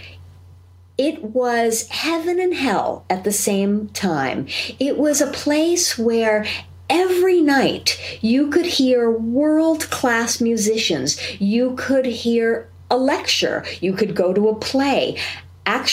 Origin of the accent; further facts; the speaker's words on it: New York, United States; now in San Diego, United States; I am also a New Yorker